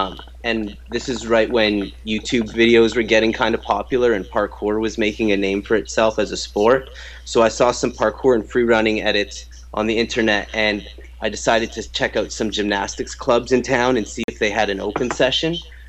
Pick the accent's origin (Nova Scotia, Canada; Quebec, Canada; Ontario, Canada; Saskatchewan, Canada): Ontario, Canada; Guelph; I was born in Toronto, but I grew up close to Guelph.